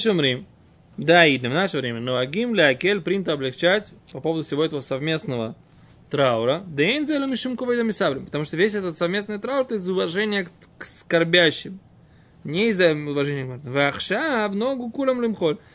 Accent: Israel; которого я как бы вырос здесь, в Израиле, грубо говоря. Ну, после того, как приехал в Израиль, меня не было здесь мамы с папой.

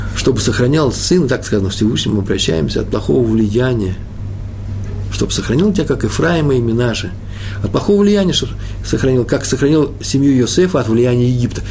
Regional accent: Russia; moved away; also born or lived in Odessa; я же из России, я из того мира

